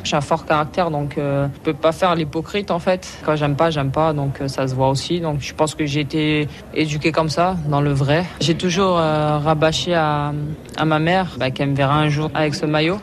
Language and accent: French; Martinique; moved away; chez moi, en Martinique